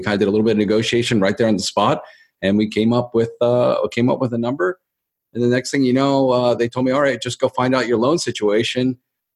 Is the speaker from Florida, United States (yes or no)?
no; Baltimore, Maryland, United States; moved away as an adult; now in Los Angeles, United States; I'm from Baltimore, Maryland.